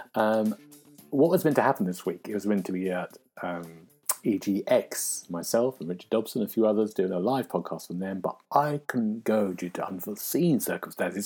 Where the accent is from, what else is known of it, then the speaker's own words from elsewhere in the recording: London, United Kingdom; I'm a Londoner